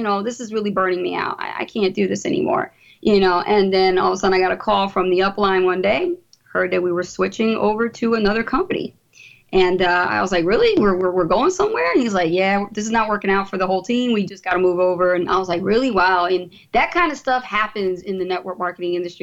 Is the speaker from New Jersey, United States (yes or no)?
yes; Trenton, New Jersey, United States; I'm from Trenton, New Jersey originally. I was raised in the poorest section of Trenton